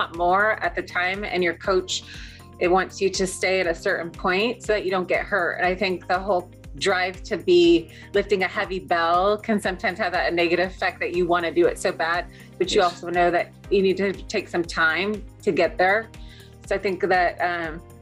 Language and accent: English; Seattle, Washington, United States; I'm from Seattle